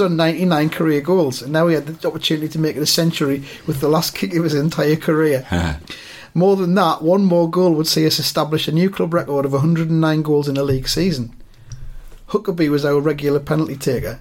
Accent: around Newcastle, North East England, United Kingdom; I was growing up around the Newcastle

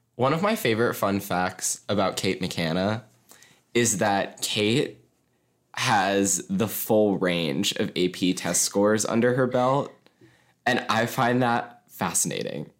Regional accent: Mason, Ohio, United States; I have lived in Ohio my entire life. I grew up in Ohio

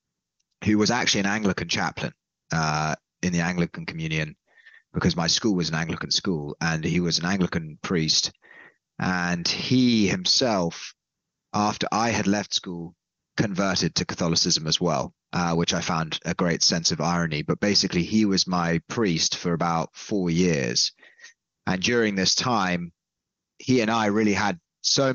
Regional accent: London, United Kingdom; I'm from London originally

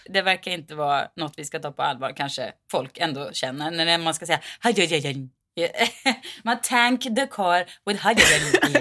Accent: Mariestad, Västra Götaland, Sweden; I min hemstad, Mariestad

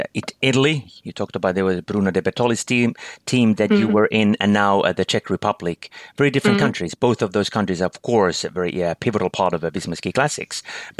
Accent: Finland

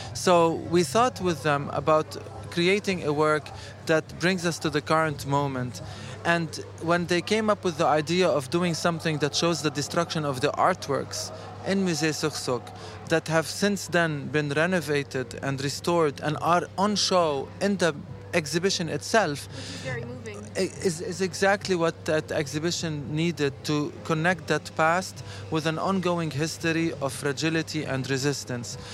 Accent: Lebanon; now in Lyon, France; I am actually from Lebanon

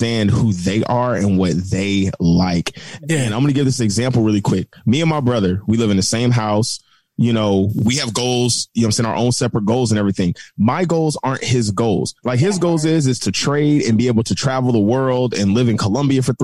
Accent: United States; I'm American

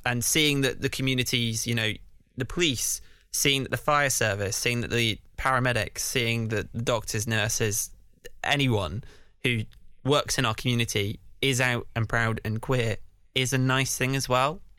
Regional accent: Canterbury, South East England, United Kingdom; moved away as an adult; now in London, United Kingdom; Canterbury Pride, because that's my hometown

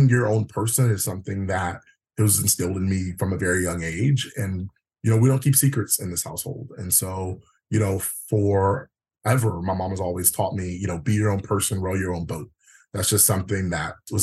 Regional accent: Prince George's County, Maryland, United States; Born and raised Prince George's. I actually represent the district that I grew up in.

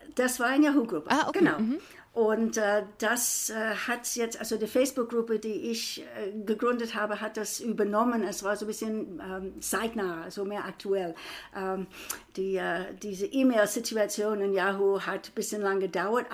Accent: United States; now in Frankfurt, Germany; ich bin Amerikanerin

